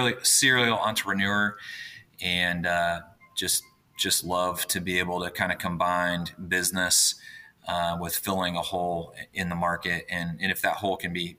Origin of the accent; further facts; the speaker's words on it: Indianapolis, Indiana, United States; I grew up in Indianapolis, Indiana, still here in Indianapolis as well